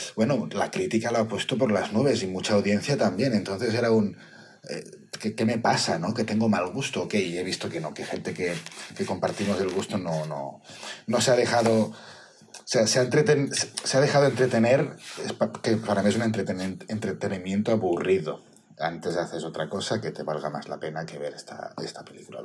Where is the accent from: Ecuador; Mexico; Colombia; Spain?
Spain; Barcelona, Catalonia; soy de Barcelona